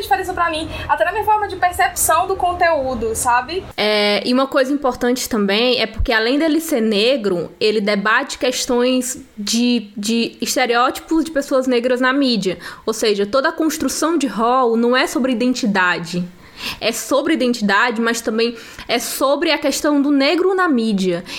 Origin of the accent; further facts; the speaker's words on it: Northeast Region, Brazil; a gente é nordestina também